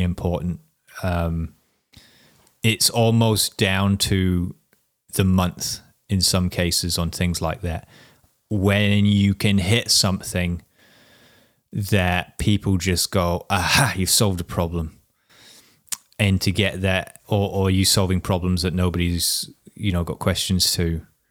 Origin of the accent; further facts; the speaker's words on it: Whangarei, Northland, New Zealand; that's my hometown